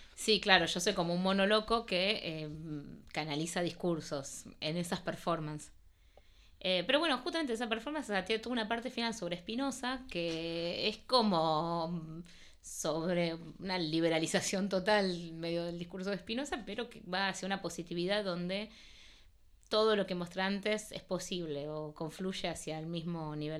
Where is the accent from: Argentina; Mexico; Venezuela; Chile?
Argentina; first language Spanish; moved away as an adult; also born or lived in Paris, France; yo nací en París, pero eh, mi idioma es el español. Mis padres son argentinos y yo crecí en Argentina.